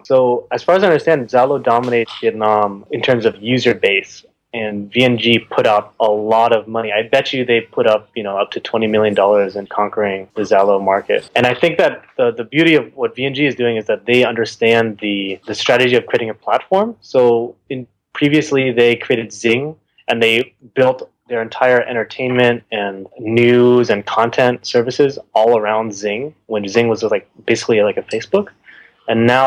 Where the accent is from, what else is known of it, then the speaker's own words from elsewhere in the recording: United States; I'm an American